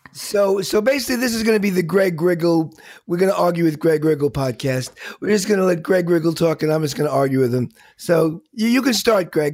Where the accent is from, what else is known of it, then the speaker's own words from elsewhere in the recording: New York, United States; being a New Yorker